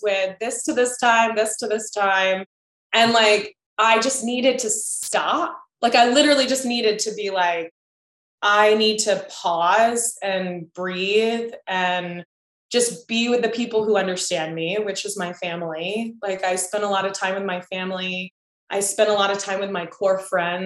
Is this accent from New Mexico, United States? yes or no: no; Chesapeake, Virginia, United States; I'm from Chesapeake, which is like right next to Virginia Beach.